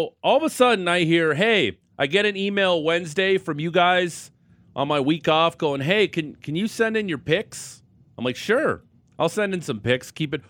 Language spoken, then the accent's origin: English; Niagara Falls, Ontario, Canada; now in Calgary, Canada; I am from Niagara Falls, Ontario. Proud Niagara Falls, Niagara Fallian, if you will.